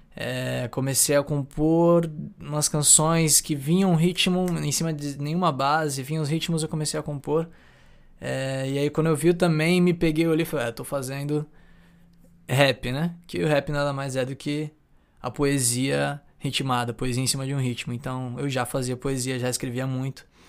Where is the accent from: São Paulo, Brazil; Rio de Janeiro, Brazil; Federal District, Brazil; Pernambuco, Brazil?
São Paulo, Brazil; Santos; also born or lived in São Vicente; Sou de Santos, tenho 23 anos, nascido e criado aqui em Santos, São Vicente